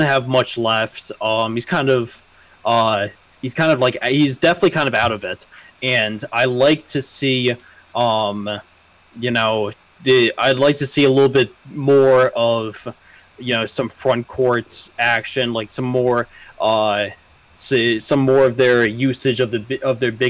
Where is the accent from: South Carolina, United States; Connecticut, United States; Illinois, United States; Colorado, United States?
Connecticut, United States; I'm from Connecticut.